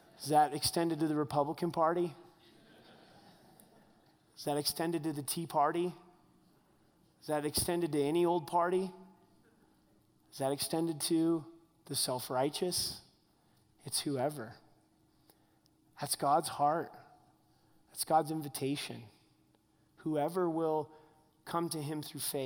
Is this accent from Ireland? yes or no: no; United States; I'm American through and through